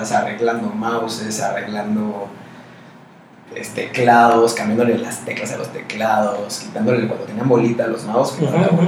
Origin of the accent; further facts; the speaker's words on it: State of Mexico, Mexico; bueno, en el Estado de México. Ah, siempre, siempre. Siempre allá.